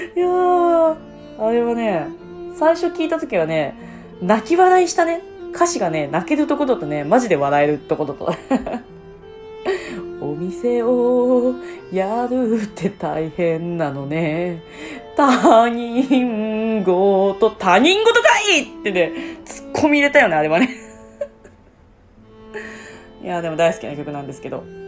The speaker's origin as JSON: {"language": "Japanese", "region": "Tochigi", "country": "Japan", "tie": "born or raised there", "moved": "yes", "said": "私の地元栃木県"}